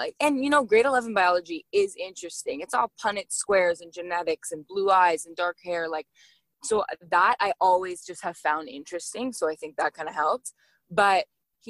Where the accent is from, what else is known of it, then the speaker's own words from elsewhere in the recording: Toronto, Ontario, Canada; Toronto, born and raised.